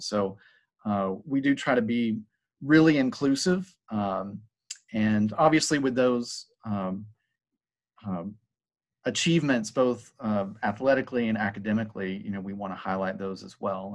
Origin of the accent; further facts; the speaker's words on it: Hiram, Georgia, United States; also born or lived in Southern California; I'm actually from Paulding County. I, I graduated from Paulding County High School. Uh, I grew up in Hiram